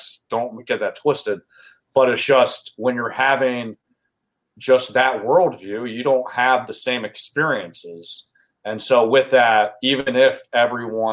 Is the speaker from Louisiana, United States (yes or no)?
no; York, Pennsylvania, United States; I grew up in York, Pennsylvania